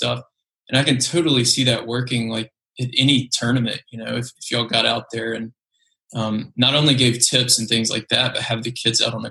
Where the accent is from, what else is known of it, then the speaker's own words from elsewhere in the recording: Memphis, Tennessee, United States; So I grew up in Memphis